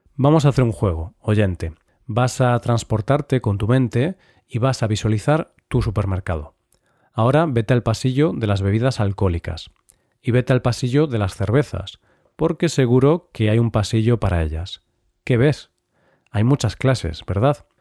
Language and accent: Spanish; Vigo, Galicia, Spain; mi ciudad natal, Vigo